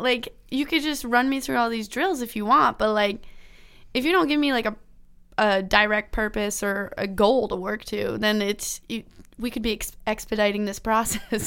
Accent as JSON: {"language": "English", "region": "Ontario", "country": "Canada", "tie": "born or raised there", "said": "I grew up in Ontario"}